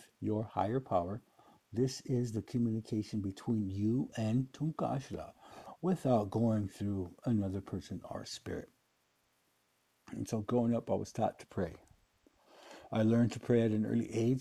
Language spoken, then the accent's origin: English; Pine Ridge Indian Reservation, South Dakota, United States; growing up on a Pioneer Indian Reservation where there's 88% unemployment rate